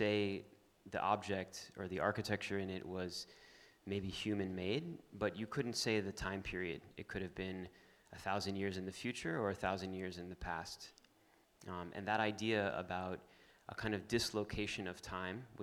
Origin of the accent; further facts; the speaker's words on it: Miami, Florida, United States; I grew up in Miami, very much in the natural part of Miami